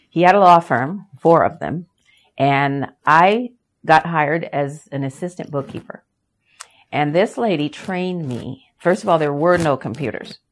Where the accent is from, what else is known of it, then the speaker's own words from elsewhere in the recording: Yakima, Washington, United States; also born or lived in Los Angeles; We moved from Los Angeles to Yakima, Washington